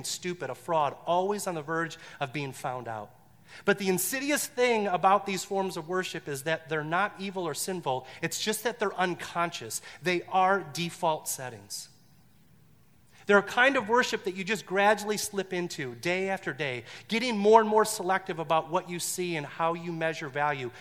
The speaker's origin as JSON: {"language": "English", "town": "Detroit", "region": "Michigan", "country": "United States", "tie": "born or raised there", "said": "I grew up in Detroit"}